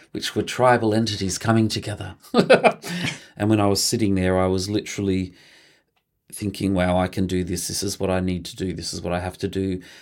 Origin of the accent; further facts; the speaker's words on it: Mildura, Victoria, Australia; I was born in Mildura, uh, in the northwest of Victoria. We grew up on a grape farm, so we're a country family.